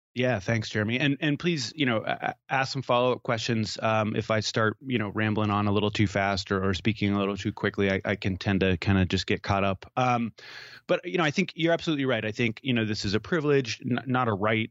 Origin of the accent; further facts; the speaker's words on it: Maine, United States; I grew up in Maine